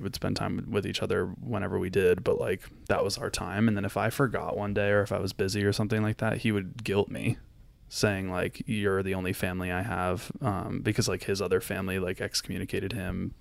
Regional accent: Florida, United States; I grew up in Florida

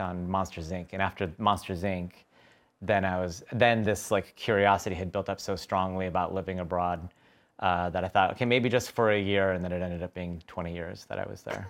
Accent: Tucson, Arizona, United States; moved away; I grew up in Tucson, Arizona

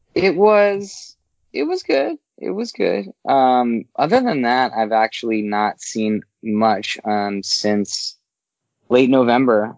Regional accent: Las Vegas, Nevada, United States; moved away; I grew up in Las Vegas

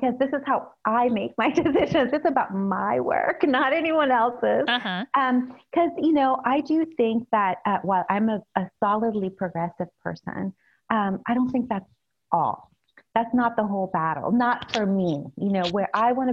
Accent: El Salvador; now in San Francisco, United States; I grew up in El Salvador during the Civil War.

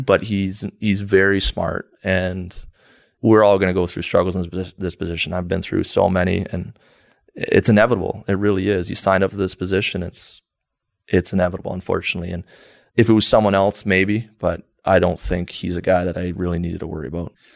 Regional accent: New Brunswick, Canada; growing up in New Brunswick, it's small area. Played my whole minor hockey there

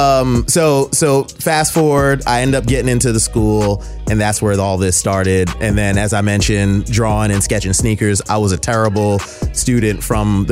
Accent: West Palm Beach, Florida, United States; also born or lived in New York; we moved from New York to Florida

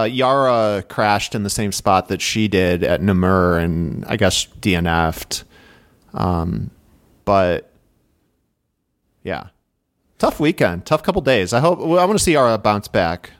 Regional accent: Midwest, United States; accent: nasally Midwestern; my nasally Midwestern accent

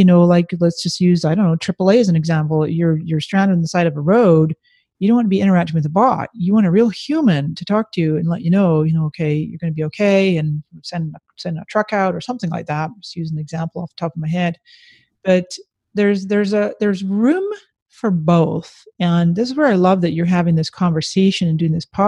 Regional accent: Canada; moved away as an adult; now in San Diego, United States; I was born in Canada with Scottish parents

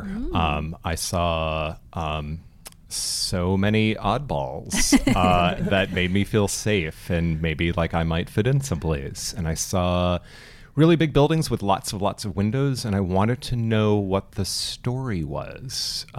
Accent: Westminster, California, United States; also born or lived in Lynwood; I was born in Linwood, which is in South Central LA, and I grew up in Little Saigon in Orange County.

